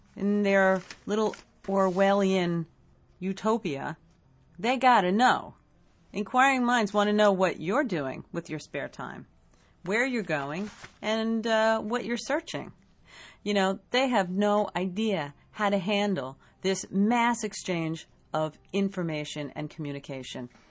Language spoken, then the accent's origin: English; United States